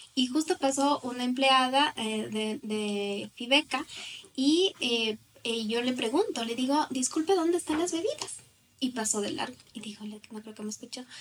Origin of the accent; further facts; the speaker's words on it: Riobamba, Chimborazo, Ecuador; moved away as an adult; now in Quito, Ecuador; yo soy de Riobamba